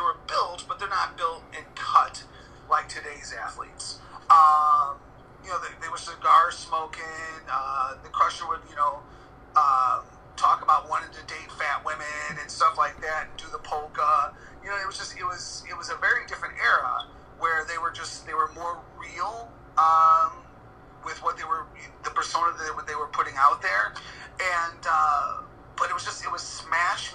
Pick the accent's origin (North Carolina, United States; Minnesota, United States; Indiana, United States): Indiana, United States; Hammond; I'm from Hammond